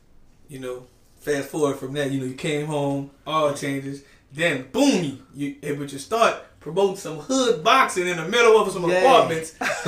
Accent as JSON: {"language": "English", "town": "New Orleans", "region": "Louisiana", "country": "United States", "tie": "born or raised there", "said": "Okay, you know, I love to interview people from Algiers. Yeah. Because, you know, that's my birth certificate."}